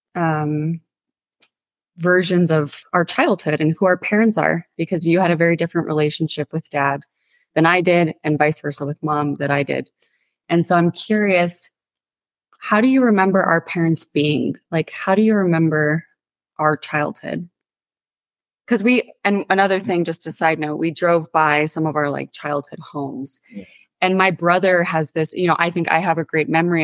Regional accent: Santa Fe, New Mexico, United States; born or raised there

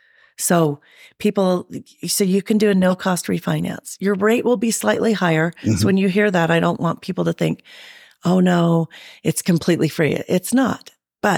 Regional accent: Sandy, Utah, United States; also born or lived in San Diego, California / Sugar House, Utah; I grew up in kind of Sandy area. I went to Brighton High School.

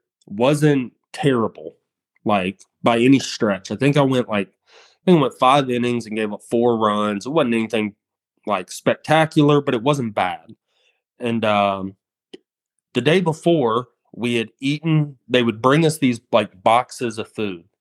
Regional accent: United States; I'm an American in their country

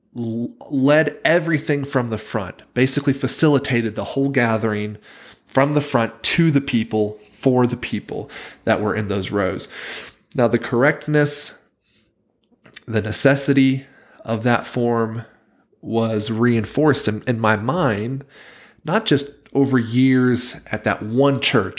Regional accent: Wilmington, North Carolina, United States; moved away as an adult; now in Provo, United States; the town where I grew up in Wilmington, North Carolina

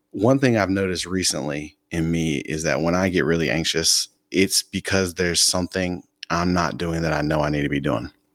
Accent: Fayetteville, North Carolina, United States; moved away as an adult; I'm from Fayetteville, North Carolina

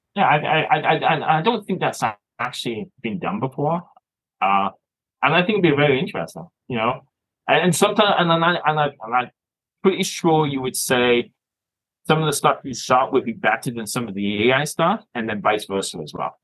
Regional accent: Toronto, Ontario, Canada; moved away as an adult; now in Scotland, United Kingdom; I was born here. And I moved to Canada when I was a young age.

